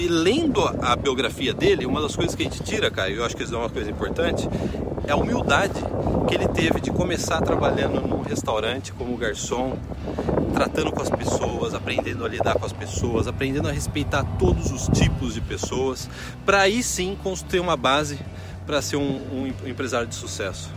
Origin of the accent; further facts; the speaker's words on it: Brazil; now in Canada; Eu cresci no Brasil